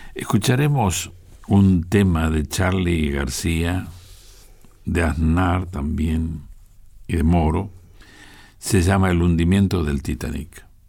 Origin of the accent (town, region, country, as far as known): Argentina